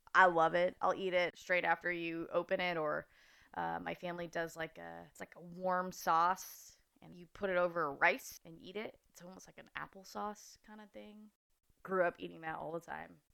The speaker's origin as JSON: {"language": "English", "town": "Fresno", "region": "California", "country": "United States", "tie": "born or raised there", "also_born_or_lived": "Chattanooga, Tennessee", "moved": "as an adult", "lives_now": "Santa Barbara, United States", "said": "my parents moved to Fresno, California for some reason. Um, I spent most of elementary school, junior high, high school there"}